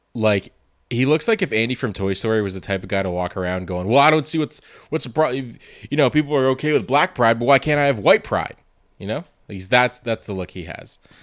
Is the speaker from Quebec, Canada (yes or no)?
yes; Montreal, Quebec, Canada; I'm from Montreal